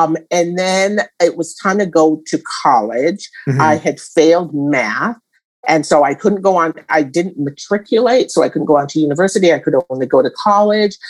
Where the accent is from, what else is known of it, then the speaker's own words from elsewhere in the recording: Jamaica; growing up in Jamaica